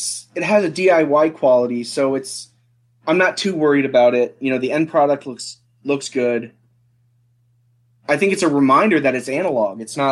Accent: Harrisonburg, Virginia, United States; Harrisonburg, Virginia. {S0} Harrisonburg, Virginia. {S1} Rural Virginia. It's a college town

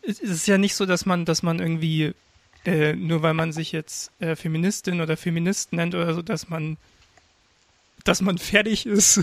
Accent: Regensburg, Bavaria, Germany; Ich komm aus Regensburg

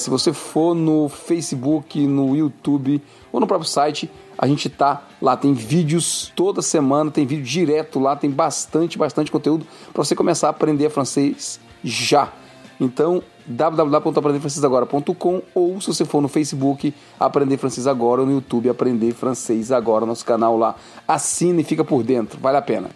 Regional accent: Fortaleza, Ceará, Brazil; now in Canada; eu vim do Nordeste lá para nossas bandas

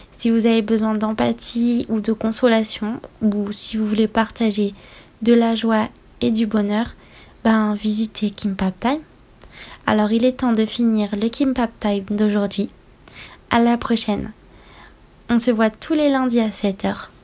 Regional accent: France; j'ai grandi en France et je suis française

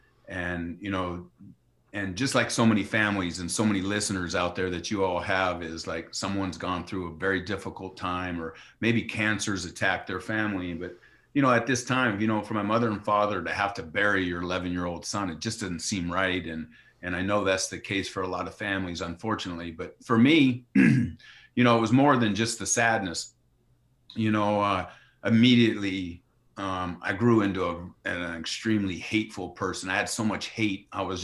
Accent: New York, United States; after growing up in Yankee Stadium, and it's like, you know, being around my father's environment and being inspired to want to follow in his footsteps

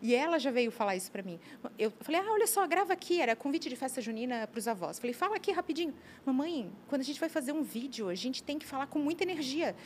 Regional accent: Brusque, Santa Catarina, Brazil; now in Blumenau, Brazil; Minha terra maravilhosa, tenho muitos amigos lá, vivi minha infância, mas eu tenho mais tempo de Blumenau que de Brusque.

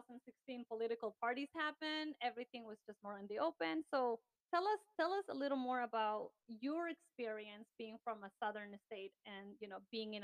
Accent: Ecuador; moved away; I was born and raised in Ecuador

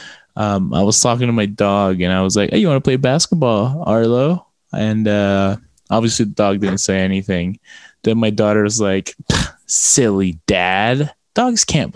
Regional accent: Las Vegas, Nevada, United States; a local board shop where I grew up in Vegas

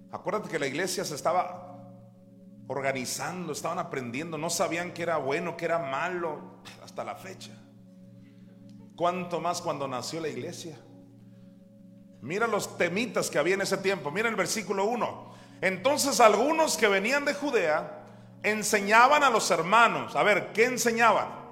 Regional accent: Juan José Ríos, Sinaloa, Mexico; ahí en Juan José Ríos, donde yo nací

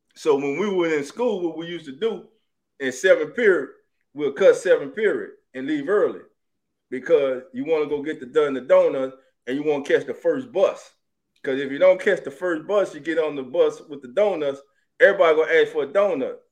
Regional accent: New Orleans, Louisiana, United States; now in Dallas, United States; I'm from New Orleans.

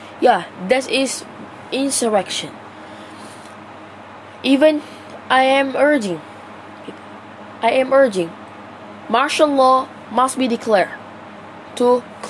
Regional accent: Malaysia; I, as the Malaysian citizens

